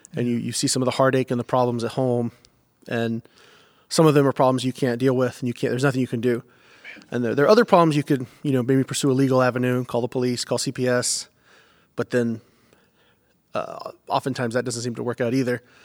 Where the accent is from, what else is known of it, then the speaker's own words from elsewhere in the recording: United States; moved away; also born or lived in Indiana / North Carolina / Georgia; I grew up, like I said, North Carolina, Georgia